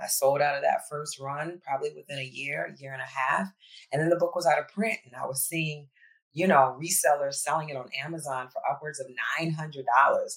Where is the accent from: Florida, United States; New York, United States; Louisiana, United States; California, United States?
Louisiana, United States; New Orleans; also born or lived in Ghana (family ancestry); now in Philadelphia, United States; I was raised in New Orleans.